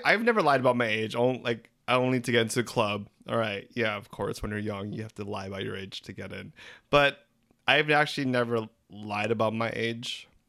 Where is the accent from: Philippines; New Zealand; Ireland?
Philippines; We're three Filipino gay guys